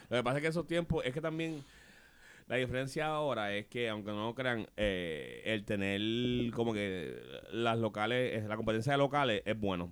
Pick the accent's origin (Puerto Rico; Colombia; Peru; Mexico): Puerto Rico; Trujillo Alto; Yo soy aquí de Trujillo